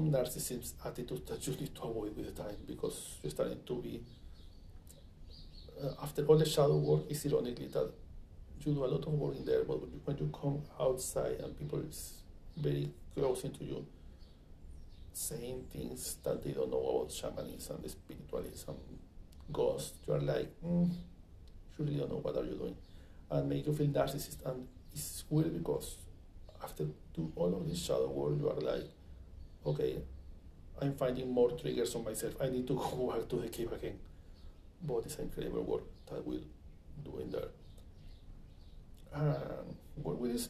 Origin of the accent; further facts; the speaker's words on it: Venezuela; moved away as an adult; now in United States; when I come from Venezuela